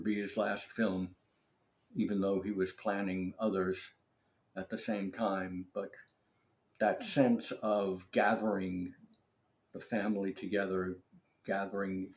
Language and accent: English; New York City, New York, United States; moved away; I was brought up in New York City and lived there for many, many, many years.